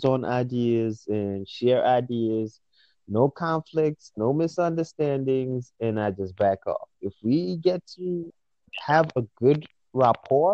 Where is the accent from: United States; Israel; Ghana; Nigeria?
Nigeria; Abuja, Federal Capital Territory; I'm from the Federal Capital